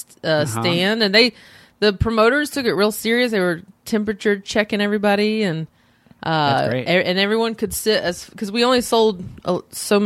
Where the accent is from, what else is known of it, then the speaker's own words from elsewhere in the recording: North Carolina, United States; moved away; I'm from North Carolina